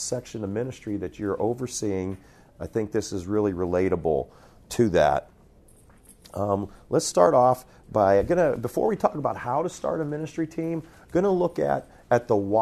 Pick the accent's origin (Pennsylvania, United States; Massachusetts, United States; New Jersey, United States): Pennsylvania, United States; moved away as an adult; also born or lived in Ohio / Montana; I grew up in Pennsylvania, was youth pastor in Ohio, planted a church in Montana